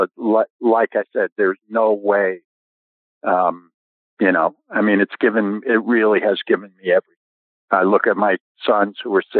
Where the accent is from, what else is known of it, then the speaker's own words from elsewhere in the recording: New York, United States; moved away as an adult; we didn't have public courses where I grew up in New York.